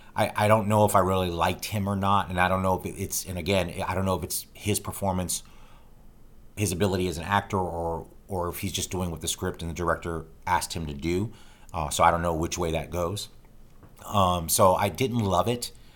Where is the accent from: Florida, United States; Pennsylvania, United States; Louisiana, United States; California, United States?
Florida, United States; Tampa; my hometown of Tampa, Florida